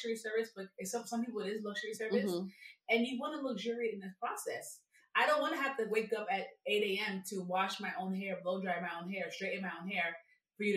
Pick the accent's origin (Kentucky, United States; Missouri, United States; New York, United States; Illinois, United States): New York, United States; New York City; I'm from New York, so I'm an African shop kind of girl.